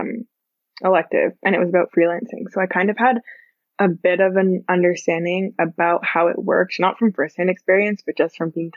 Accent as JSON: {"language": "English", "country": "Canada", "tie": "born or raised there", "said": "But I was born in Canada, so I'm from Canada."}